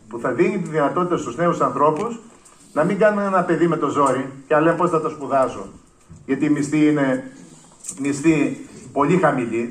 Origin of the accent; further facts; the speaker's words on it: Lemnos, North Aegean, Greece; Έλειψα από τον τόπο μου μόνο πέντε χρόνια που ήταν οι σπουδές μου